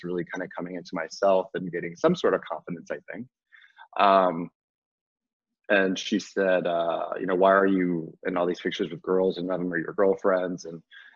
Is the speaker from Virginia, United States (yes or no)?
yes; Virginia, United States; also born or lived in North Carolina; I was adopted from North Carolina and brought to Virginia, where I was raised